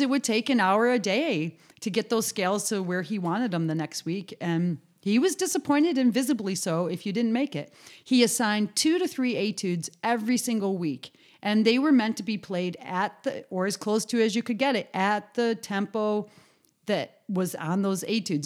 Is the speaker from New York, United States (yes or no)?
yes; Western New York, United States; moved away as an adult; I was from New York State